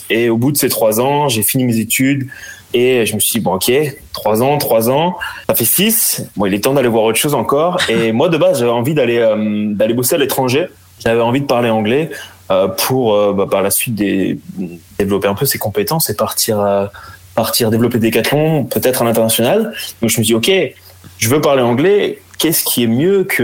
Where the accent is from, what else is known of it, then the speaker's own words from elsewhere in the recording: Brittany, France; also born or lived in Béziers; je suis breton, j'ai vécu un peu, un peu partout dans le monde quand j'étais petit avec avec mes parents